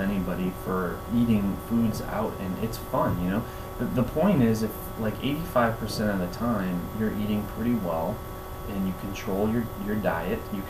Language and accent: English; Minneapolis, Minnesota, United States; moved away as an adult; now in Cape Coral, United States; I grew up in South Minneapolis, and I'm down here in Florida now